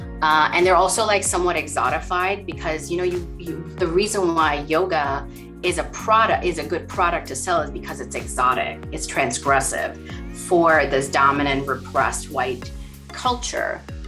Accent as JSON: {"language": "English", "country": "India", "tie": "born or raised there", "moved": "yes", "said": "growing up in India."}